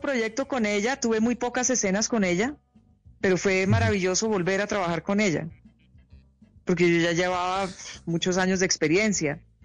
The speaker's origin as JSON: {"language": "Spanish", "country": "Colombia", "tie": "born or raised there", "also_born_or_lived": "New York, United States / Hawaii, United States", "said": "Yo crecí en Colombia"}